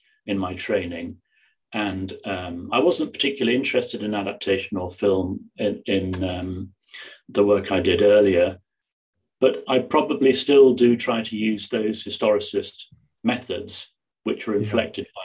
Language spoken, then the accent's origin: English; England, United Kingdom; moved away as an adult; now in Belfast, United Kingdom; I'm not from Northern Ireland by upbringing. Yeah. I'm English